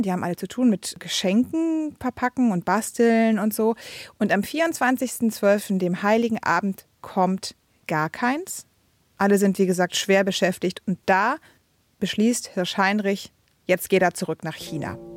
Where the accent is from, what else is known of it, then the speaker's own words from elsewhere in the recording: Brandenburg, Germany; Also ich komme ja aus Brandenburg, ne? Ähm, aus dem tiefsten Osten